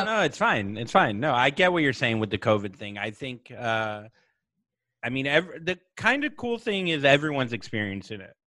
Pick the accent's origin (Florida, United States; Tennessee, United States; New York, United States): Florida, United States; Vero Beach; moved away; my hometown of Vero Beach